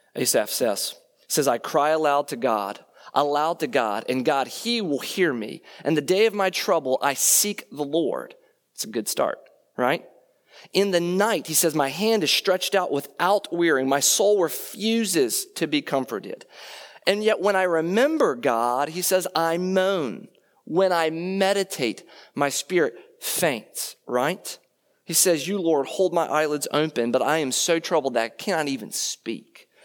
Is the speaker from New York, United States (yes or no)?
no; Leesburg, Virginia, United States; moved away; I grew up in Leesburg, Virginia, and I did go to Stonebridge